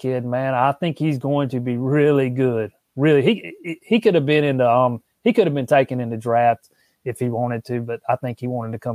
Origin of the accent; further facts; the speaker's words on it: Florence, South Carolina, United States; also born or lived in Charleston, South Carolina; I'm from Florence, but I lived in Charleston for a little while